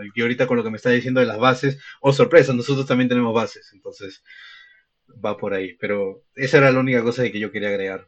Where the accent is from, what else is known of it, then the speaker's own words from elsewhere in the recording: Lima, Peru; yo he vivido en Lima toda mi vida